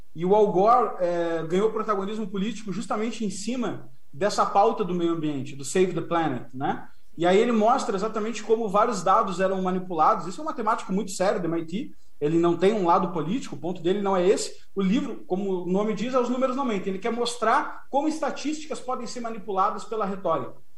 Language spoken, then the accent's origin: Portuguese; Porto Alegre, Rio Grande do Sul, Brazil; Nós somos de Porto Alegre, naturais de Porto Alegre